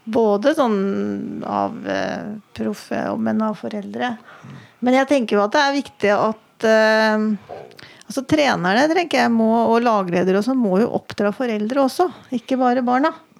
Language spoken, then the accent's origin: Norwegian; Redalen, Innlandet, Norway; moved away as an adult; also born or lived in Oslo; now in Hamar, Norway; jeg vokste opp i Reddalen ja. Altså utafor Gjøvik her.